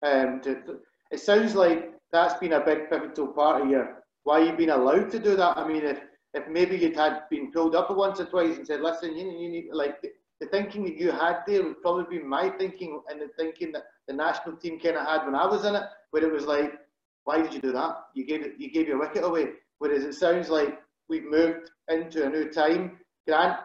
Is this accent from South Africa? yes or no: no; Scotland, United Kingdom; growing up in Scotland